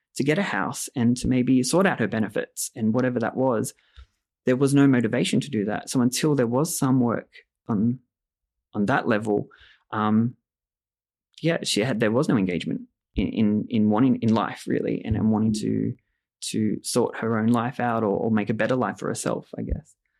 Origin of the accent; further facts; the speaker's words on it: Australia; I grew up in Australia